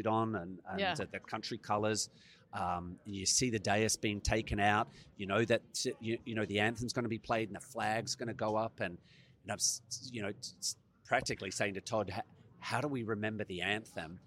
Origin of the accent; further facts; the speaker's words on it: Australia; any Australian that has played in the last couple of decades